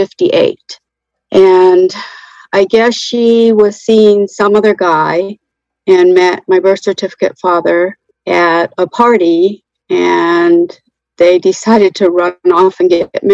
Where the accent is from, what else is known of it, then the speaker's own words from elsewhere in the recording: North Carolina, United States; I'm 63, and I am from North Carolina.